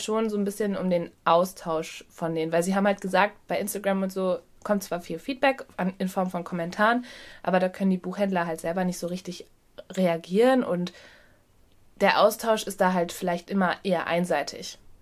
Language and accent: German; Ruhr area, North Rhine-Westphalia, Germany; now in Hamburg, Germany; wir kommen ja eigentlich aus dem Ruhrgebiet ursprünglich